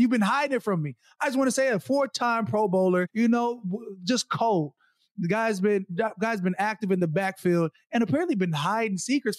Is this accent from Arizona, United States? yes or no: yes; Arizona, United States; also born or lived in Minnesota; I'm really from Arizona. Like, I was born in Minnesota, but I left when I was four.